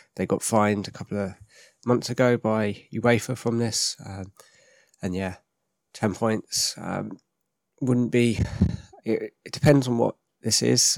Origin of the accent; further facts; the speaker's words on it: England, United Kingdom; we are from England